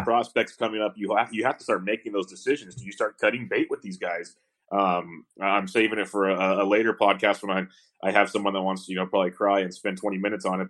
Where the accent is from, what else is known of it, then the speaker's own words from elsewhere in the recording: West Coast, United States; growing up in the West Coast my entire life